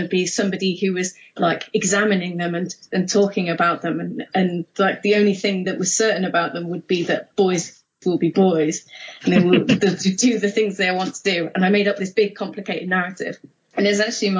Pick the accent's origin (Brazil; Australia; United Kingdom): United Kingdom; Mansfield, East Midlands; a comic shop in my hometown called Ground Zero in Mansfield